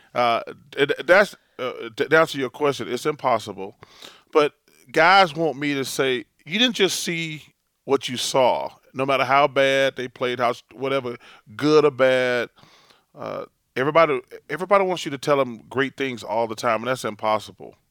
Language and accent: English; Alabama, United States; moved away; also born or lived in Philadelphia; growing up in Alabama, my grandmother, who's the greatest person in my life ever, we, you know, we grew up really poor.